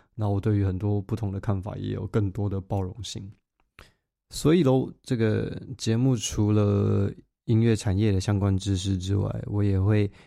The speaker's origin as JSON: {"language": "Chinese", "country": "Taiwan", "tie": "born or raised there", "moved": "as an adult", "lives_now": "London, United Kingdom", "said": "我是一个土生土长，讲中文长大，小时候喝福州水，拿香拜拜长大的台湾人"}